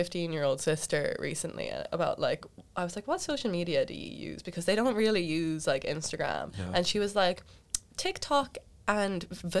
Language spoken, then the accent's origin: English; Ireland; As Irish people in general